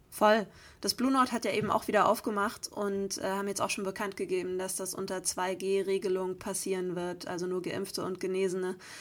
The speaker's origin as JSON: {"language": "German", "town": "Geretsried", "region": "Bavaria", "country": "Germany", "tie": "born or raised there", "said": "meiner Heimat, beziehungsweise tatsächlich sogar in dem Raum, in dem damals mein Abi bei war. Also ich spiele heute in Köln und morgen dann in Oberbayern im Ratsstubensaal Geretsried"}